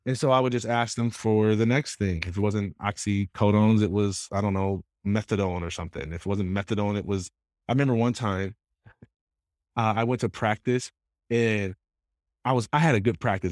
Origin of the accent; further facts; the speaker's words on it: Jackson, Michigan, United States; I grew up in Jackson. So Jackson is about an hour and a half west of Detroit, Michigan.